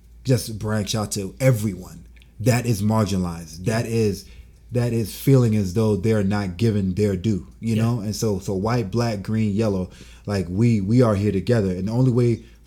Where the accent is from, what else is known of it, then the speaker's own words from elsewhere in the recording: Atlanta, Georgia, United States; I come from there